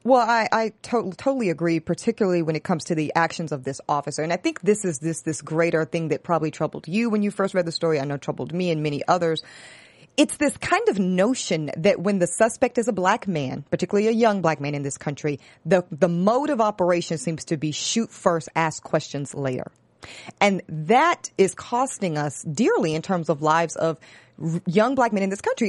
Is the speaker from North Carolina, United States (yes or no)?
yes; Charlotte, North Carolina, United States; I'm from Charlotte, North Carolina. I grew up in this city